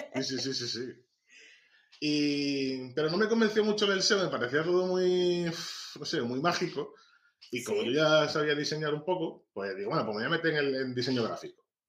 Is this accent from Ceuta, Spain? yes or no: yes; Ceuta, Spain; soy un tipo de Ceuta